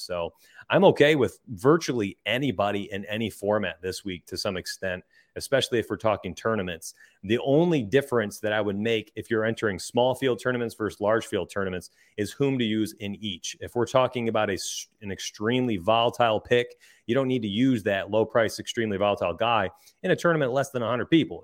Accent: Rochester, New York, United States; moved away; I'm from Rochester

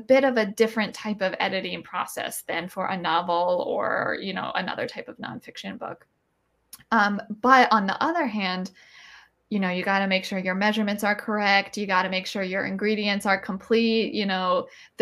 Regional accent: Maryland, United States; I'm from Maryland, so crab is a thing for me

